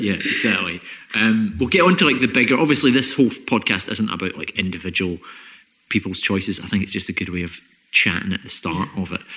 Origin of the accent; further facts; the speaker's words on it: Scotland, United Kingdom; especially being Scottish